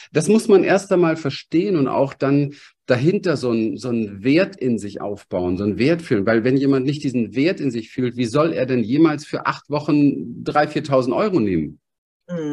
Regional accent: Berlin, Germany; ich komme aus dem Berliner Hinterhof. Ich bin aufgewachsen mit ähm, Alkoholismus

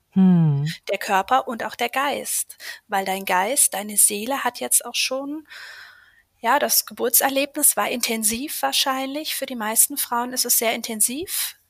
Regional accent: Schwerte, North Rhine-Westphalia, Germany; ich komme aus Schwerte, das ist im Ruhrgebiet bei Dortmund und habe dort ein kleines Yoga-Studio seit 2020

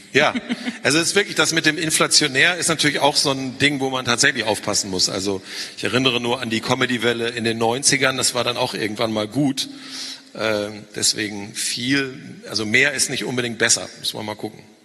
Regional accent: North Rhine-Westphalia, Germany; sage ich als Ostwestfale

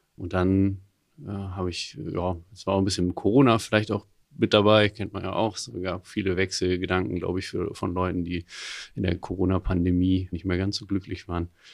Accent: near Höxter, North Rhine-Westphalia, Germany; moved away as an adult; now in Hamburg, Germany; ich komme eigentlich aus der Nähe von Höxter

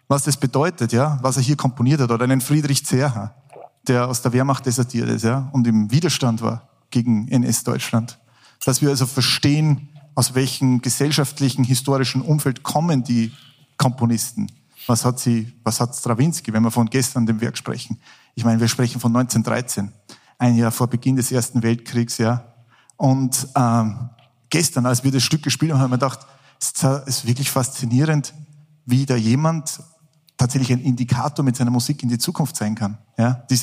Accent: Salzburg, Austria; bin ja Salzburger, bin in Salzburg geboren.

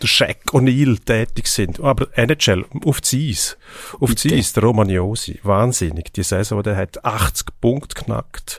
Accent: Switzerland; bei uns in der Schweiz

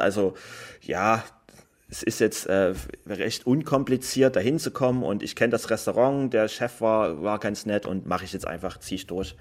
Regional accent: Germany; ich komme aus Deutschland

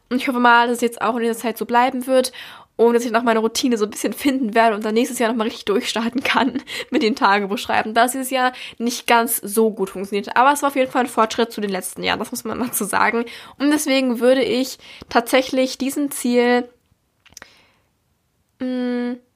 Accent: Berlin, Germany; das war nämlich in einem Theater in Berlin, weil ich komme aus Berlin und das war hier.

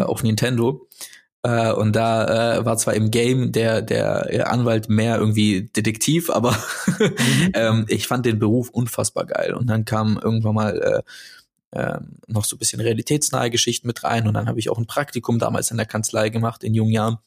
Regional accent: Stuttgart, Baden-Württemberg, Germany; ich bin in Neugereuth aufgewachsen.

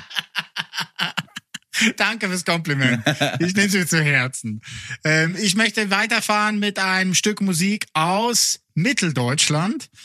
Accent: Lucerne, Switzerland; first language Swiss German; German is a second language; in der Innerschweiz, da wo ich herkomme, Luzern

